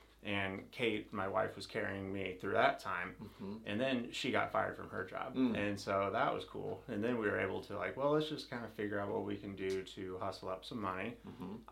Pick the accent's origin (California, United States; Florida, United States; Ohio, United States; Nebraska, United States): Nebraska, United States; moved away; also born or lived in Indiana; I was born in Nebraska, moved to Indiana.